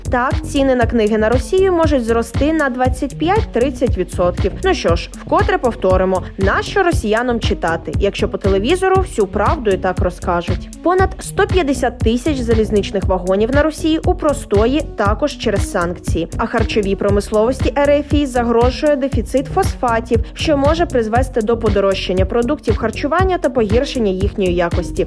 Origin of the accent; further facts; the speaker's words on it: Ukraine; Ми з України